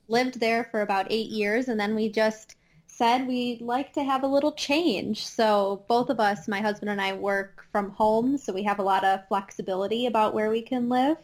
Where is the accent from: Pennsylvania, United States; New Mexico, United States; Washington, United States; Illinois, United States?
Illinois, United States; Chicago; accent: Midwest twang; now in Madison, United States; I am from the Midwest. I'm actually from the Chicago area in Illinois, just displaced in Madison, Wisconsin.